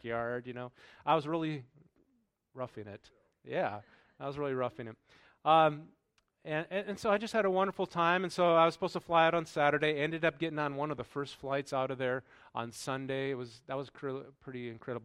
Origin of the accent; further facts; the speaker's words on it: North Dakota, United States; moved away as an adult; also born or lived in Crete; growing up in North Dakota